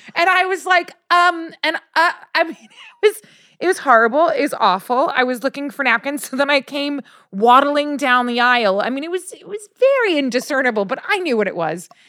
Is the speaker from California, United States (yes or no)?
yes; California, United States; I'm from California